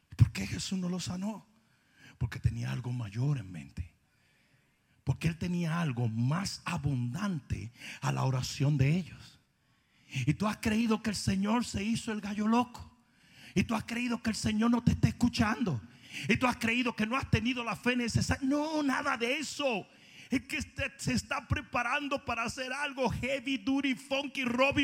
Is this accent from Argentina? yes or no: no; Dominican Republic; moved away; como dicen los del sur en mi país